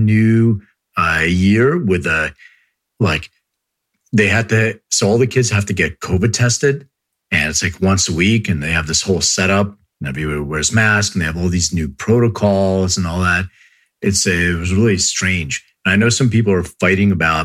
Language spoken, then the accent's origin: English; Philadelphia, Pennsylvania, United States; moved away as an adult; now in Los Angeles, United States; I grew up in Philly. I grew up in Northeast Philly.